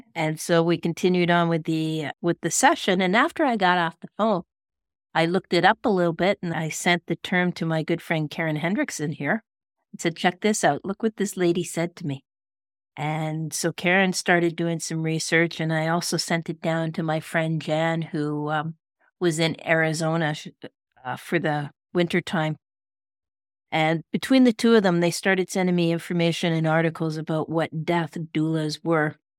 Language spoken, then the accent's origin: English; Kelowna, British Columbia, Canada; my hometown of Kelowna